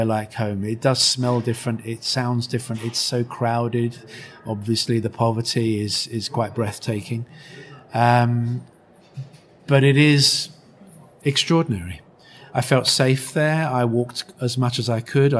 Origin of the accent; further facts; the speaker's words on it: United Kingdom; my home country